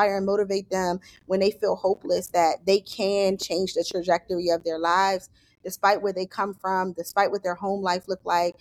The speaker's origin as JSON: {"language": "English", "town": "Washington", "region": "District of Columbia", "country": "United States", "tie": "born or raised there", "said": "I grew up in Southeast DC"}